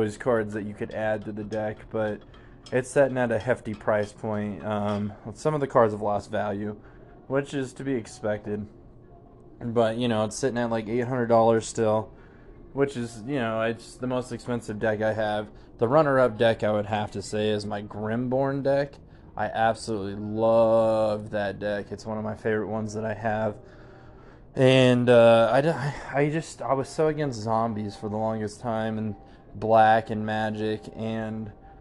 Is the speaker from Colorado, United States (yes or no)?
yes; Denver, Colorado, United States; I am from Denver, Colorado. I was born and raised here. I'm a native